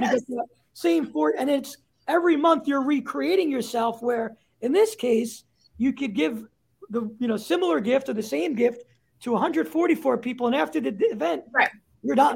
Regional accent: New York City, New York, United States; moved away as an adult; also born or lived in Chicago; I grew up in uh, a, a, borough called Staten Island

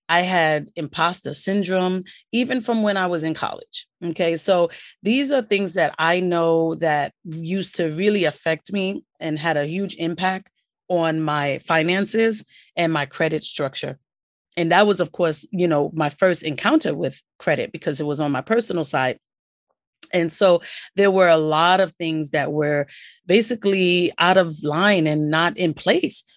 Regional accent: New York City, New York, United States; also born or lived in Queens, New York City; I'm from New York City, as you know. Born and raised, um, live in New York City, and I'm from Brooklyn

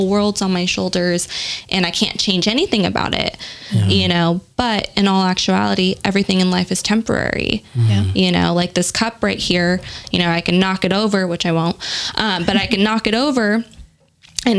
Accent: San Diego, California, United States; also born or lived in Orange County; I grew up in San Diego, had my first therapist there. When I moved to Orange County

